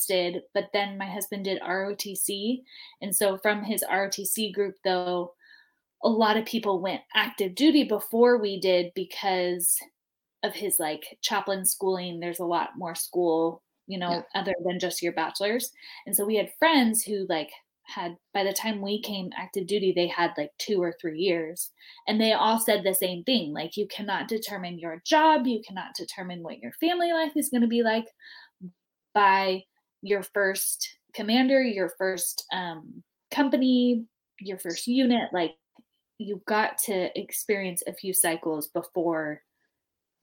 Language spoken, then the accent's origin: English; Southern California, United States; moved away as an adult; I grew up in Southern California